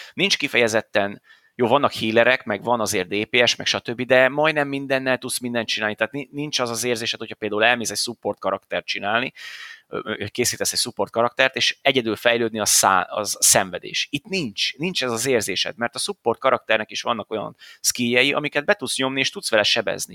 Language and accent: Hungarian; Hungary; magyarok vagyunk